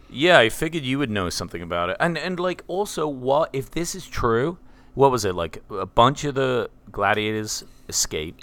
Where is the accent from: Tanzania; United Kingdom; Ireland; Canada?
United Kingdom; England; now in Tennessee, United States; I am English